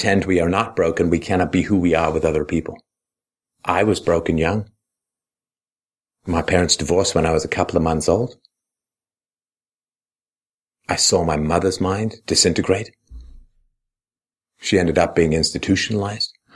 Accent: United Kingdom; I was proud of being British.

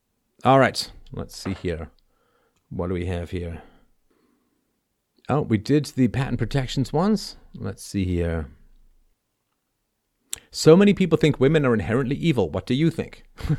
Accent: Toronto, Ontario, Canada; also born or lived in London; the apartment I grew up in Toronto, or half grew up in, part was in London, England.

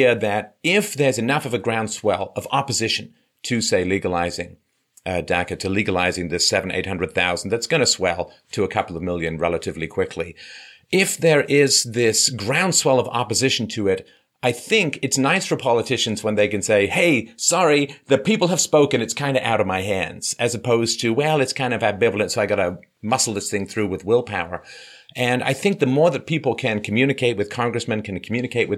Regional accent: Ireland; moved away; I was born in Ireland, but I haven't lived there for a long, long time

